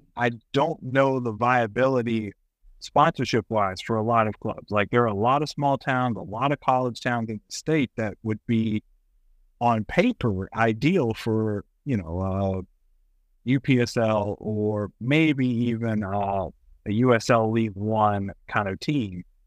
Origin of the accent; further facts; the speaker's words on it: Kentucky, United States; I'm from Kentucky. I love Kentucky. It is my home.